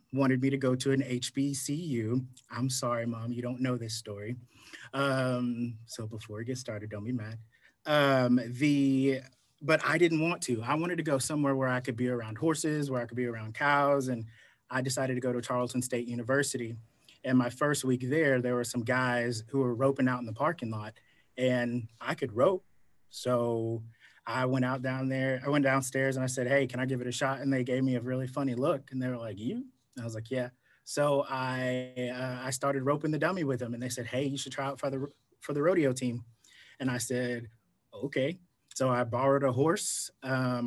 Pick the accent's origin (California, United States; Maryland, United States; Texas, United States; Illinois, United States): Texas, United States; Gilmer; now in Fort Worth, United States; I am located right now in Fort Worth, Texas. Originally, I grew up in East Texas in a little town called Gilmer, Texas